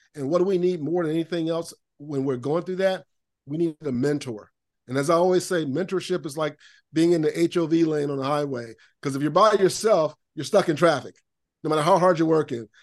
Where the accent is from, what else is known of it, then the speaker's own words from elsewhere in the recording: Lakeland, Florida, United States; I grew up in Lakeland, Florida, Central Florida.